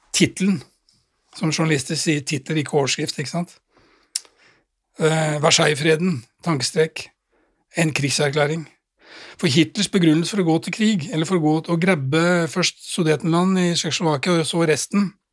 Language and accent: Norwegian; Drammen, Buskerud, Norway; jeg var jo 13 år gammel og satt hjemme i Drammen